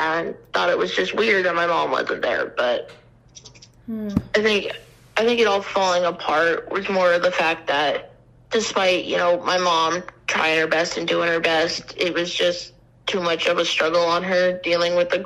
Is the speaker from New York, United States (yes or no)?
no; Casper, Wyoming, United States; also born or lived in Cheyenne; I grew up in Casper